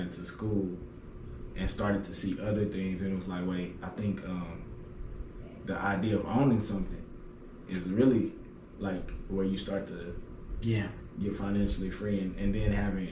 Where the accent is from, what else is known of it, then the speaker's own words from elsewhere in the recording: Austin, Texas, United States; moved away; growing up as a... kid, you know, on the side of town that I grew up on in Austin.